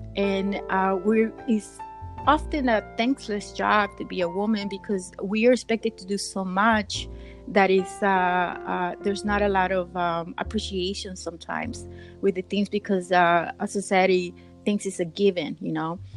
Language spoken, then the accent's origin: English; Nicaragua; now in United States; I'm from originally from Nicaragua